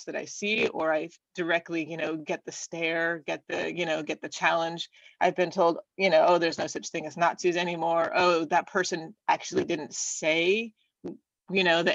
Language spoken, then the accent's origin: English; Southern Oregon, United States; I grew up in Southern Oregon